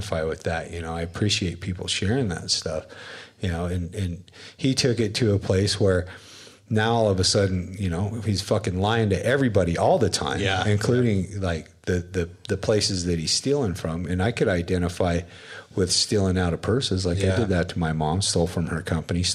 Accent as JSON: {"language": "English", "region": "Wyoming", "country": "United States", "tie": "born or raised there", "moved": "yes", "lives_now": "Utah, United States", "said": "where I grew up in Wyoming, in a trailer park in an oil-filled town"}